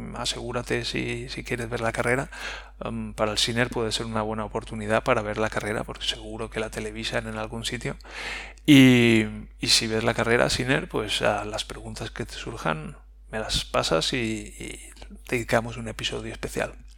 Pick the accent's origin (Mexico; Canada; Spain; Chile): Spain; Nosotros somos españoles